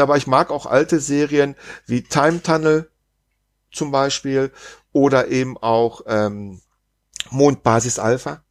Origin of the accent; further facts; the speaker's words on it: Germany; als, als Deutscher